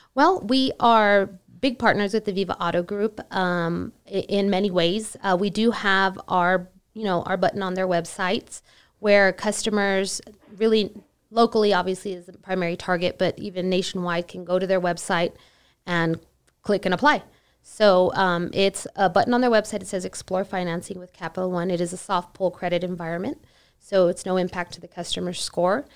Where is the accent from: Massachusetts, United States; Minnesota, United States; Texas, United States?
Texas, United States; El Paso; I'm from El Paso, born and raised